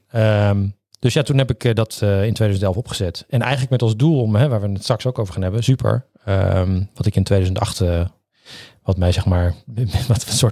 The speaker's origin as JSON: {"language": "Dutch", "town": "Assen", "region": "Drenthe", "country": "Netherlands", "tie": "born or raised there", "also_born_or_lived": "Groningen", "said": "Dus ik ben ah. geboren in Groningen, opgegroeid in Assen."}